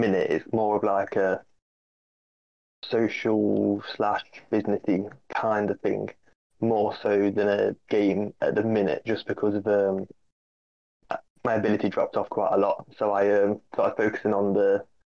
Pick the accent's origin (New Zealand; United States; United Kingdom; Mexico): United Kingdom; Derby, East Midlands; I'm from Derby